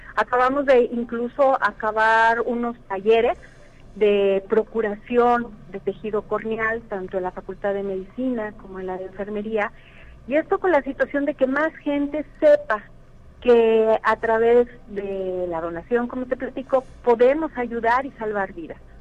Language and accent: Spanish; Mexico; also born or lived in San Luis Potosí; todos nos unimos como, como mexicanos